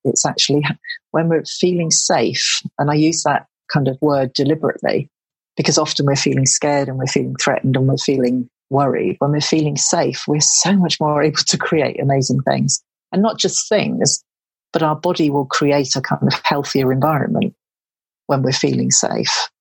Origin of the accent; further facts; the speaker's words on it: Devon, South West England, United Kingdom; moved away; I'm from Devon